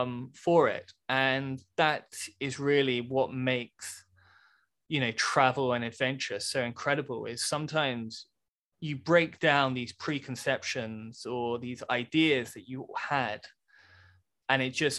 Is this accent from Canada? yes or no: no; United Kingdom; And anyway, in my slightly British way, I was like, no, I'm actually from Britain.